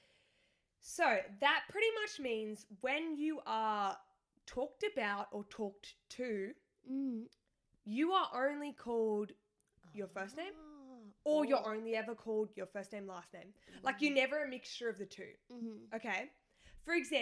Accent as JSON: {"language": "English", "country": "Australia", "said": "I'm Australian"}